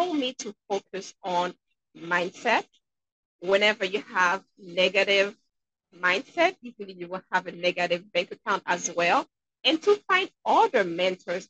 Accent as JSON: {"language": "English", "country": "Haiti", "tie": "born or raised there", "moved": "yes", "lives_now": "Manchester, New Hampshire, United States", "said": "I'm originally from Haiti. And growing up there"}